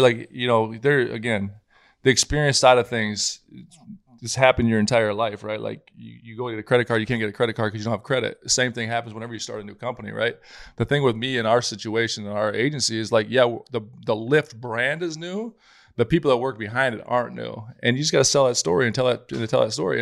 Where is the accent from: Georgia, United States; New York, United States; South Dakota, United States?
South Dakota, United States; growing up in South Dakota where I was